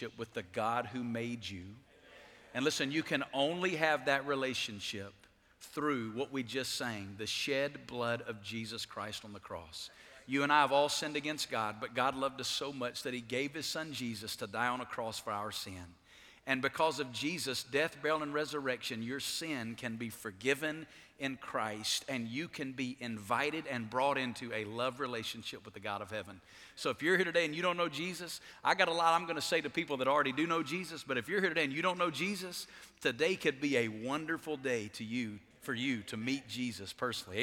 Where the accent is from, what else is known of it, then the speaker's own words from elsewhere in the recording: Alabama, United States; moved away as an adult; now in Las Vegas, United States; I'm from Alabama. Where I'm from, people don't go to Las Vegas.